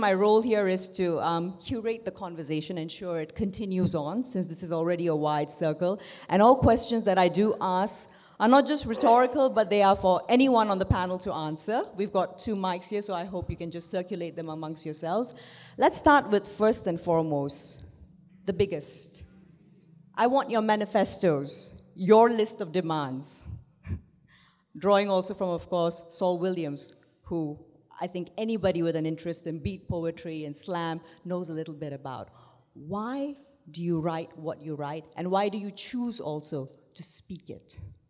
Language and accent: English; Hyderabad, Telangana, India; first language Urdu; one of my first languages was Urdu, growing up in Hyderabad.